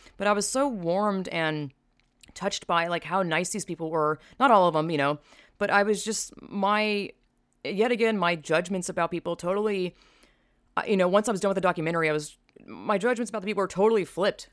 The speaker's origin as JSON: {"language": "English", "region": "the South", "country": "United States", "said": "I'm from the South"}